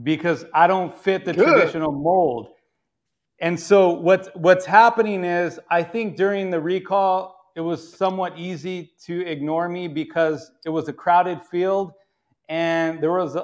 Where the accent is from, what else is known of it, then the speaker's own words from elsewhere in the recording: California, United States; as a Californian